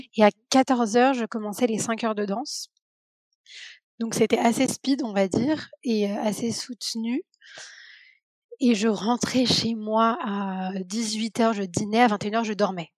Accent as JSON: {"language": "French", "town": "Paris", "region": "Île-de-France", "country": "France", "tie": "born or raised there", "said": "j'ai grandi à Paris, je suis née à Paris"}